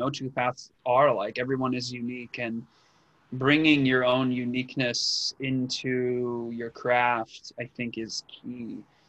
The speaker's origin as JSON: {"language": "English", "region": "England", "country": "United Kingdom", "accent": "Northern English", "said": "This is my original accent as a Brit from Northern England."}